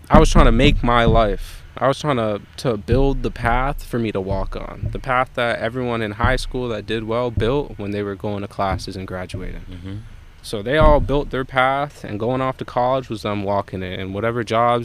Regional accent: Jamaica; I'm Jamaican.

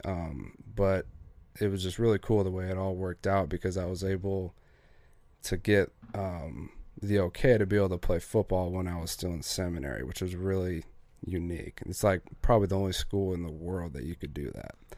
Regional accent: Gillette, Wyoming, United States; also born or lived in Sheridan, Wyoming; I grew up in Gillette, Wyoming

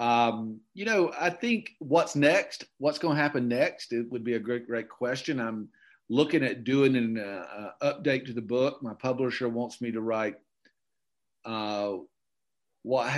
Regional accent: Okefenokee Swamp, Georgia, United States; moved away; I grew up in the Okefenokee Swamp and I grew up in redneck heaven

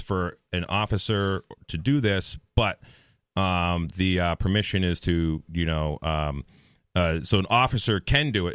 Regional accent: Henniker, New Hampshire, United States; I'm from Henniker, New Hampshire

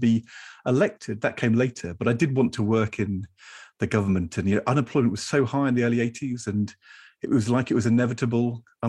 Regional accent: Norwich, East of England, United Kingdom; I definitely wanted to play for Norwich City. I grew up in Norwich.

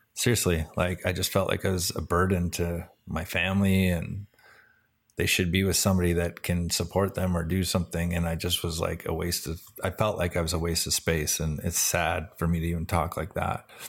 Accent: Vancouver, British Columbia, Canada; the Vancouver Canucks, which is cool 'cause that was my hometown

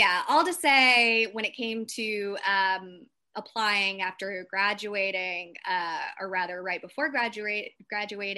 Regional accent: South Bend, Indiana, United States; So I'm from South Bend, Indiana, which is about 2 hours outside

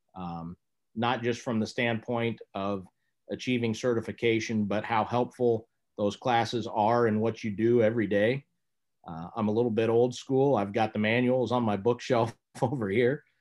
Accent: Lincoln, Nebraska, United States; I grew up in Lincoln, Nebraska

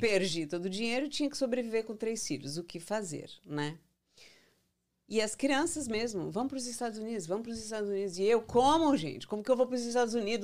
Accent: São Paulo, Brazil; moved away as an adult; also born or lived in Goiânia, Brazil / Brasília, Brazil; now in United States; Eu nasci em São Paulo, mas eu sou mais goiana

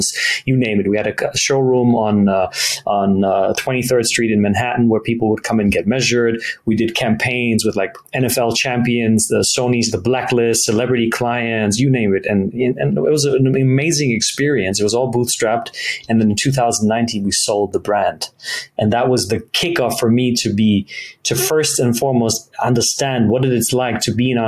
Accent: Germany; moved away; I grew up in Germany. I'm half German, half Italian

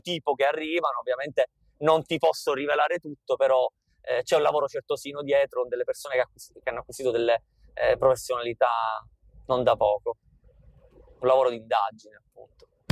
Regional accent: Capaci, Sicily, Italy; io sono nato e cresciuto a Capaci

